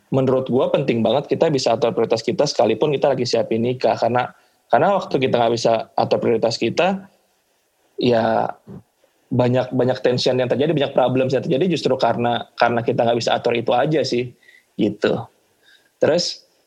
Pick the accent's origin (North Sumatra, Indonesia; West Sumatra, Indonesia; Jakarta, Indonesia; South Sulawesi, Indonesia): North Sumatra, Indonesia; pas lagi siapin nikah ya karena gue kebetulan orang Batak ya keluarga gue